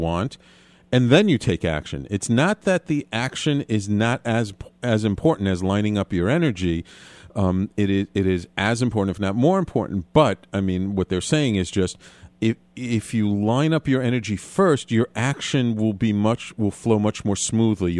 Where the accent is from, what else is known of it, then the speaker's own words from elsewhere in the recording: New York, United States; a native New Yorker like myself